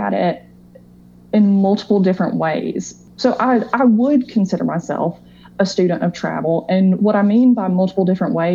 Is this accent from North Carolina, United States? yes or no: yes; North Carolina, United States; I was born in North Carolina. You know, I've lived here my whole life.